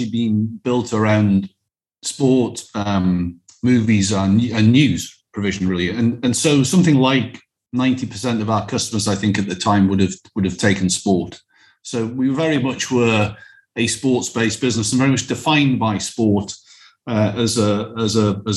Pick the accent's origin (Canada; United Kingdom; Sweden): United Kingdom; Alnwick, North East England; I grew up in the Northeast, as you said. I had a lovely upbringing. I grew up in a town called Alnwick.